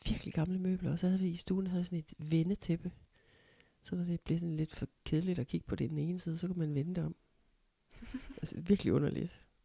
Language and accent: Danish; Ikast, Central Denmark Region, Denmark; flyttede til den hvad skal man sige, gade, hvor jeg er vokset op, Nygårds Allé i Ikast